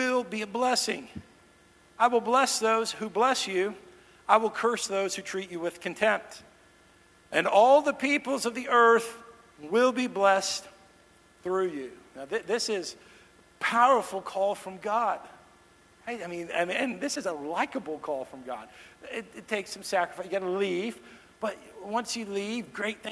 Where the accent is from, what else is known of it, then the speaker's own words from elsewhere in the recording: Dallas, Texas, United States; moved away as an adult; also born or lived in Kansas City; now in Nashville, United States; I grew up in the Dallas-Fort Worth area